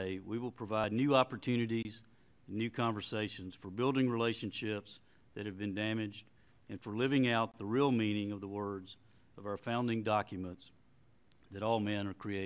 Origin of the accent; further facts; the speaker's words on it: Cheatham County, Tennessee, United States; I grew up in Cheatham County in the 60s